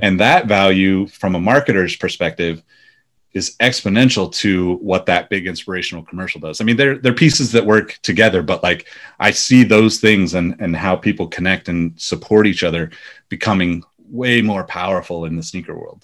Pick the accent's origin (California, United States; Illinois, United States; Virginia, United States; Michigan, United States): California, United States; Sacramento; also born or lived in Los Angeles, United States / New York, United States; I ended up moving back to Sacramento, which is my hometown